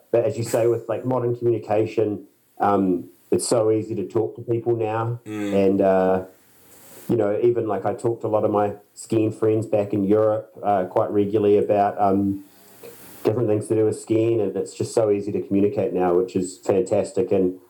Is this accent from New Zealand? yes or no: yes; Christchurch, Canterbury, New Zealand; Actually, I grew up in Christchurch, which is the biggest city in the South Island